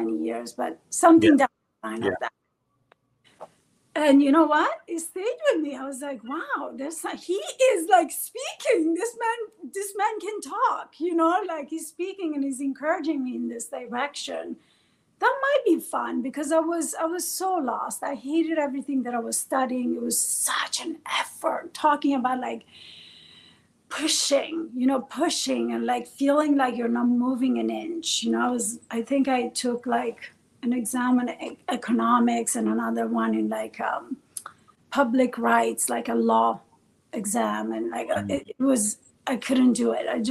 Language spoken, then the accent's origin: English; Bologna, Emilia-Romagna, Italy; first language Farsi; English is a second language; moved away as an adult; also born or lived in Iran / Washington, D.C.; now in New York, United States; Bologna, which is where I was raised in Italy.